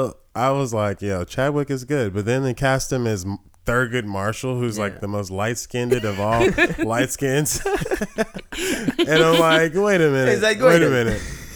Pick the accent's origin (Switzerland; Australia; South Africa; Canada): South Africa; I'm white South African.